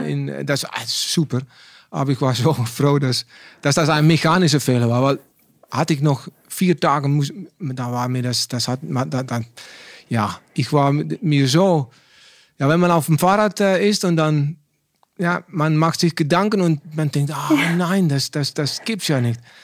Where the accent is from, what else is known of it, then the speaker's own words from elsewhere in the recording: Netherlands; German is a second language; ich bin ein Holländer